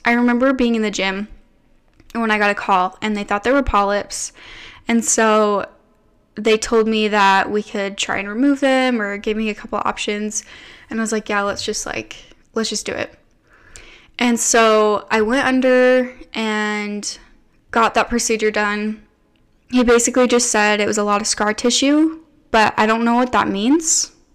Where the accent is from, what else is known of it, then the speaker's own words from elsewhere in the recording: United States; I grew up living in America, eating your standard American processed, sugary, food-colored diet.